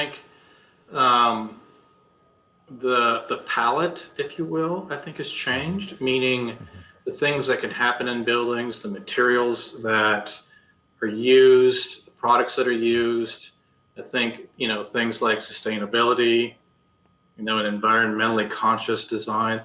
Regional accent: Marshalltown, Iowa, United States; I was born and raised in Marshalltown, Iowa

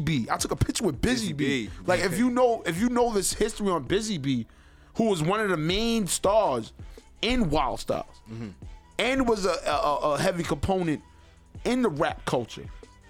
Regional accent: New York City, New York, United States; also born or lived in Harlem, New York; majority of my life, I was raised in Queens, but I was born in Harlem

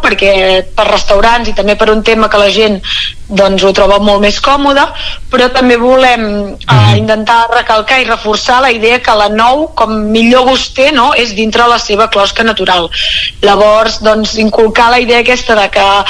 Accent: Moià, Catalonia, Spain; nosaltres som de Mollà

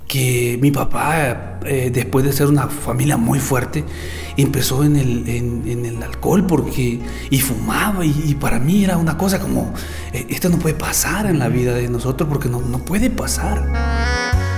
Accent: El Salvador; Yo nací en El Salvador, en una familia muy, muy fuerte

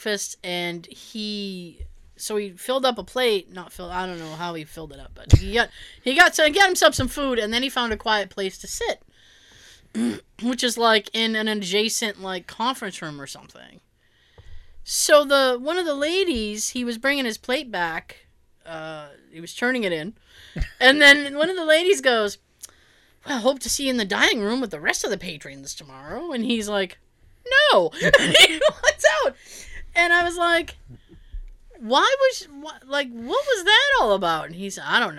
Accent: Boston, Massachusetts, United States

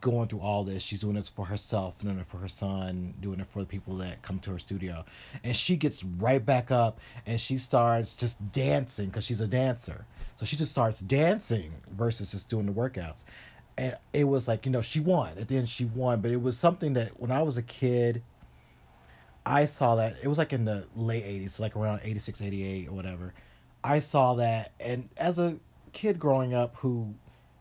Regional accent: the South, United States; a confused gay kid growing up in the South in the 80s

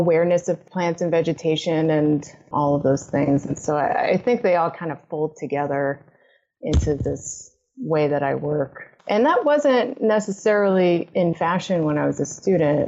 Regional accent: Massachusetts, United States; I grew up in Massachusetts and I grew up on the southern border

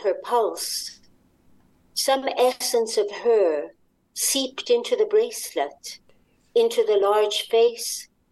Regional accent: Wales, United Kingdom; now in Montreal, Canada; I'm originally from Wales.

